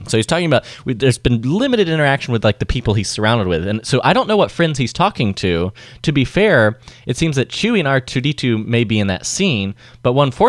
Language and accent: English; United Kingdom; as a Brit, you have to be thinking that if Cadbury doesn't have a promotional tie-in with the series, what are they doing?